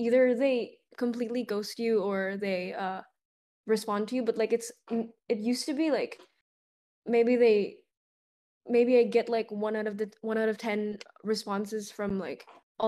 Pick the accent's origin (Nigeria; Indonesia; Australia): Indonesia; moved away as an adult; also born or lived in Boston, United States; now in Los Angeles, United States; I'm actually originally from Indonesia. I moved out to Boston for college like 3 years ago, and I just moved out to LA like 6 months ago